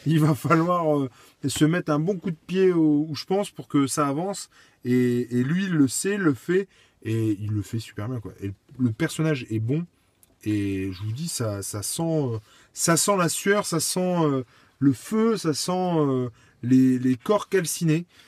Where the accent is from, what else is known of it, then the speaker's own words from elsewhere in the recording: France; en tant que Français